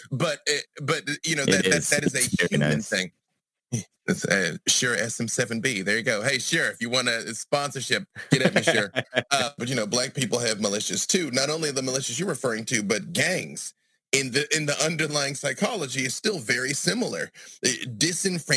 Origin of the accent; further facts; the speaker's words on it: Arkansas, United States; also born or lived in Atlanta, Georgia; now in Burbank, United States; I'm from Arkansas, where the Klan is currently headquartered, White County, Arkansas. And I left Arkansas and went to Atlanta, Georgia